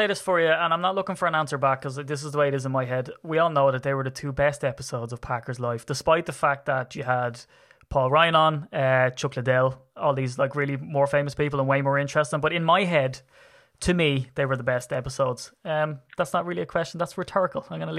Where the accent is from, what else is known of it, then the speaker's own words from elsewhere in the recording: Ireland; I'm Irish.